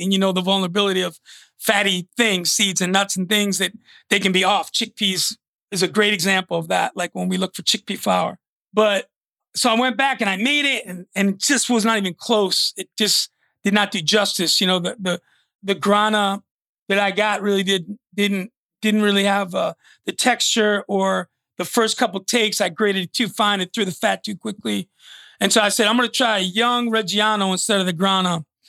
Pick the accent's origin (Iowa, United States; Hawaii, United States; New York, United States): New York, United States; moved away; also born or lived in Phoenix, Arizona; growing up in New York